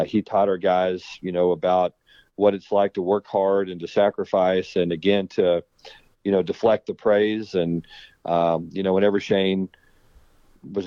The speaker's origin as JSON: {"language": "English", "region": "Texas", "country": "United States", "tie": "born or raised there", "also_born_or_lived": "Arizona / Louisiana / California", "moved": "as an adult", "said": "I'm a Texas guy. I mean, I was born and raised in Texas"}